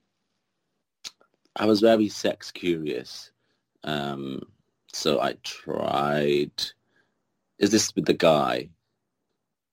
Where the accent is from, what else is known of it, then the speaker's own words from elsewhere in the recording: Kuwait; now in United Kingdom; But I was born there